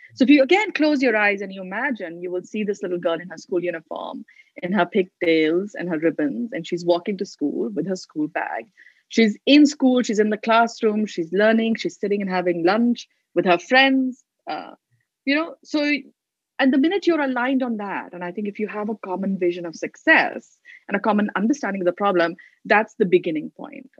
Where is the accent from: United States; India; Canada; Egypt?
India; Delhi; I grew up in Delhi